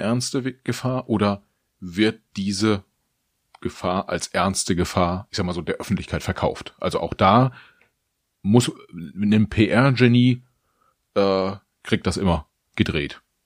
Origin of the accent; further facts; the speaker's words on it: Germany; auch wir als Deutsche